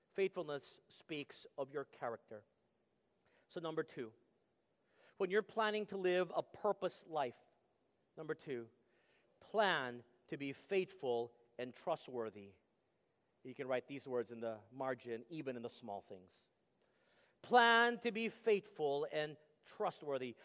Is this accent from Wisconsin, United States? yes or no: no; Texas, United States; moved away; Growing up in Texas, it was what they call football country